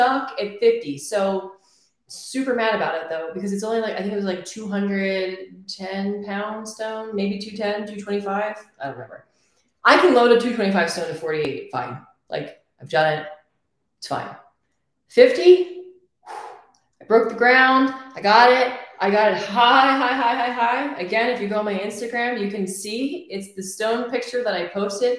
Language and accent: English; Philadelphia, Pennsylvania, United States; moved away as an adult; I'm from Pennsylvania, Philadelphia, Northeast. I have lived there my entire life up until my daughter was two